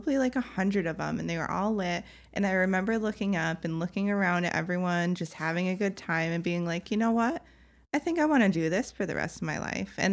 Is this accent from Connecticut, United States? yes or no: yes; Connecticut, United States; I moved from Connecticut to Boston to go to Northeastern.